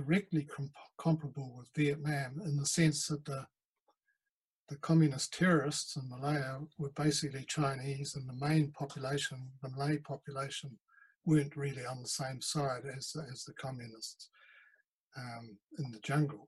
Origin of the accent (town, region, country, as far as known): New Zealand